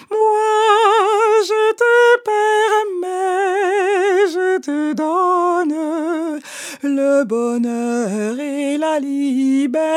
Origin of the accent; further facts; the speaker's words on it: Martinique; alors, je suis martiniquaise et le fait de voir un opéra qui se déroule en Martinique, pour moi, c'était un grand choc.